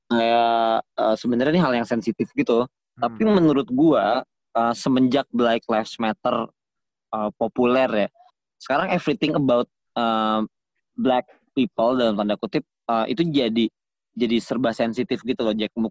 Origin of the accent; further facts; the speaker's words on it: Java, Indonesia; emang gue orang Jawa gitu